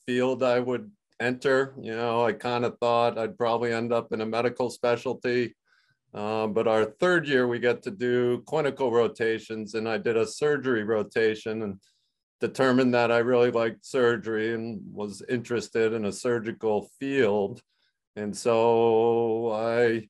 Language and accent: English; Mystic, Connecticut, United States; moved away as an adult; also born or lived in Rhode Island; now in Vermont, United States; I grew up in Mystic, Connecticut, so we were close to my parents that way